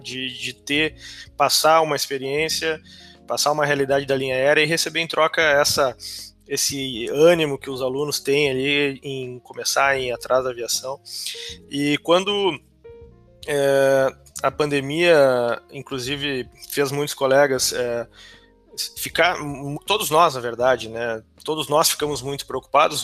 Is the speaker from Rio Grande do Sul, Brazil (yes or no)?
yes; Canela region, Rio Grande do Sul, Brazil; moved away; eu sou da região de Canela, não exatamente de Canela, é, mas é, meus pais hoje moram em Canela